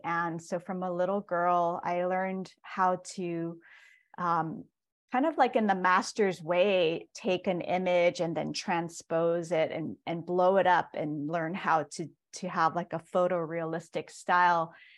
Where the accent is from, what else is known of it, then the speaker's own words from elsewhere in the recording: Hilo, Hawaii, United States; I was born and raised in Hilo, Hawaii, and that's also where I'm currently based